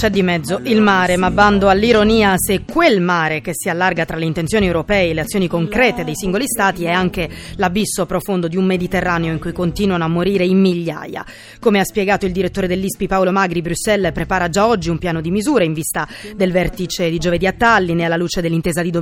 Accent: Nigeria; Italian is a second language; now in Carini, Italy; Io vengo da Nigeria, ma abito a Carini.

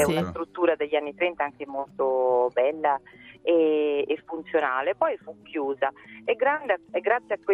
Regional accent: Tolentino, Marche, Italy; sono di Tolentino, sono nata a Tolentino

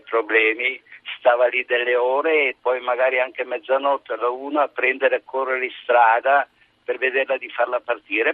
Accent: Milan, Lombardy, Italy; io sono di Milano

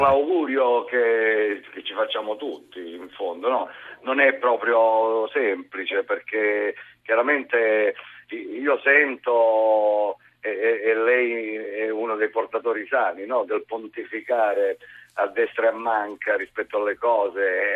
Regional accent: Basilicata, Italy; un, un non nascosto amore per la mia zona

